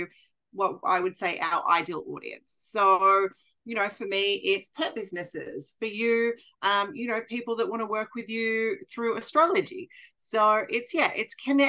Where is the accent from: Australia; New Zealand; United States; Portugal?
Australia; also born or lived in Bali; I am an Australian who currently lives in Queensland